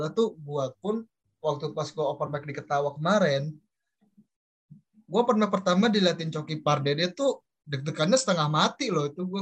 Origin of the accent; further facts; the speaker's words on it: Bekasi, West Java, Indonesia; sebenarnya gini sih bang eh, gue kan dari Bekasi ya ya otomatis gue ikut senap Indo Bekasi dong